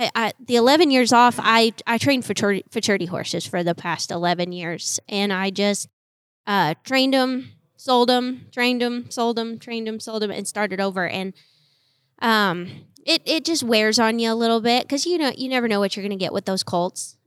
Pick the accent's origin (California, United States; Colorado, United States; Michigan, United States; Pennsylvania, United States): Colorado, United States; I grew up in Colorado in the snow